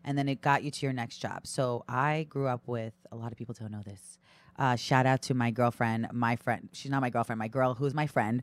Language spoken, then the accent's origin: English; Brooklyn, New York, United States; also born or lived in Long Island, New York / Massachusetts; I grew up in Brooklyn